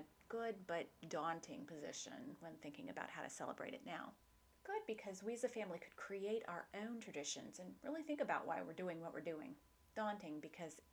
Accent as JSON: {"language": "English", "town": "Houston", "region": "Texas", "country": "United States", "tie": "born or raised there", "also_born_or_lived": "Dallas", "said": "I grew up in Houston, and as an adult, I moved to Dallas"}